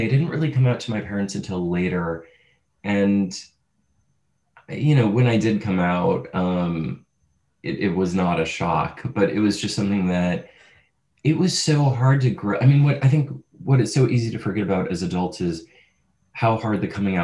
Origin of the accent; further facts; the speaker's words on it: St. Louis, Missouri, United States; I grew up in St. Louis, Missouri